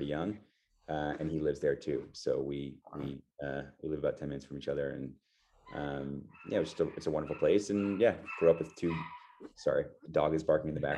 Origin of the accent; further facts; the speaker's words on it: Montclair, New Jersey, United States; I grew up in Northern New Jersey, Montclair, New Jersey, just outside New York City